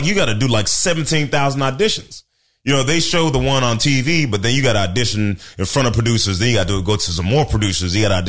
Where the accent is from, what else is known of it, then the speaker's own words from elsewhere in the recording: Portland, Oregon, United States; born there; also born or lived in Memphis, Tennessee; So now I was born in Portland, Oregon, where they grow white people.